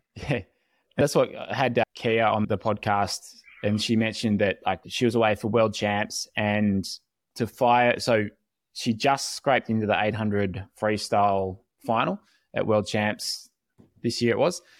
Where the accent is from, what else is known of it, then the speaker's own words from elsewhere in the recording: Australia; As an Aussie